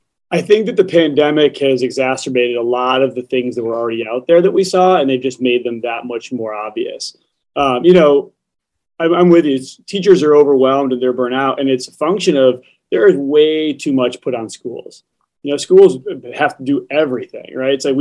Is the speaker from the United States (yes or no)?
yes; Ohio, United States; I'm from Ohio.